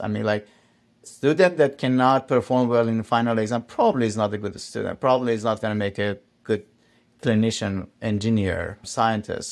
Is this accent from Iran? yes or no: yes; Iran; moved away; I come from Iran